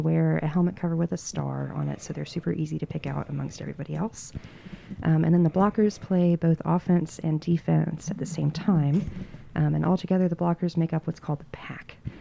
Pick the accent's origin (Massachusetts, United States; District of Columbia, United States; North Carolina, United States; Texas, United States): North Carolina, United States; Western; now in Asheville, United States; I grew up in Western North Carolina, moved away for a little bit, but I moved back to Asheville in twenty nineteen